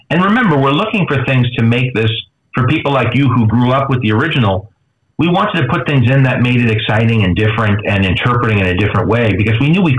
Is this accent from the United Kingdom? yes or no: no; New York, United States; you know, I'm from New York, so I don't.